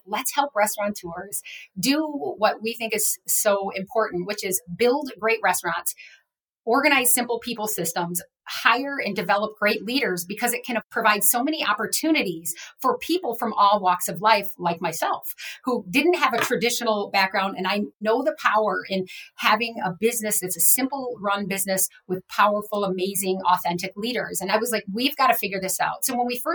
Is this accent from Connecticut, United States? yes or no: no; Rockford, Illinois, United States; moved away as an adult; I went to work for a little Dairy Queen in my hometown of Rockford, Illinois